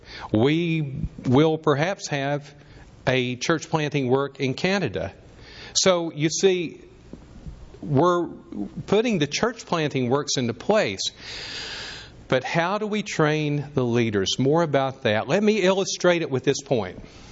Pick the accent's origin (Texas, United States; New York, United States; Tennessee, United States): Tennessee, United States; upper northeastern; accent: Southern; moved away as an adult; also born or lived in Australia / northern Minnesota; This is my wife, Susan. And you might detect from the accent that we are from the South. We're from the upper northeastern portion of Tennessee